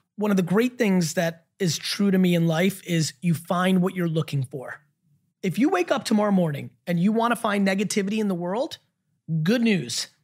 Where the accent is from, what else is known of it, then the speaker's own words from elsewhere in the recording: New Jersey, United States; I grew up in the East Coast in Jersey